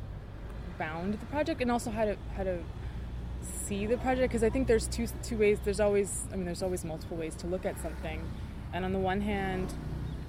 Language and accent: English; Chicago, Illinois, United States; I grew up in Chicago